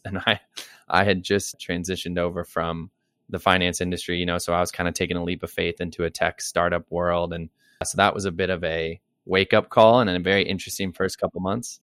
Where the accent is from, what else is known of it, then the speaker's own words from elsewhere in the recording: Dayton, Ohio, United States; moved away as an adult; also born or lived in Colorado; now in New York City, United States; I grew up in Dayton, Ohio. that was pretty much most of my childhood, young adult life.